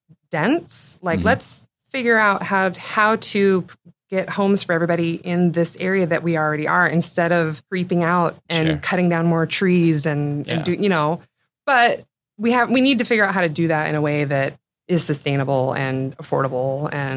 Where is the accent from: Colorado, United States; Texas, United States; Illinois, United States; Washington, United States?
Washington, United States; Seattle; also born or lived in St. Charles, Missouri; I was born on Capitol Hill. And I've lived most of my life in the greater Seattle area.